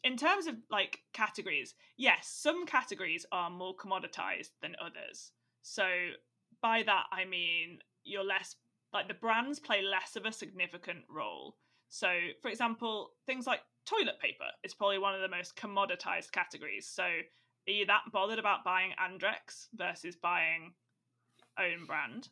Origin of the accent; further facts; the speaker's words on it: Staffordshire, West Midlands, United Kingdom; now in Dublin, Ireland; I'm from Staffordshire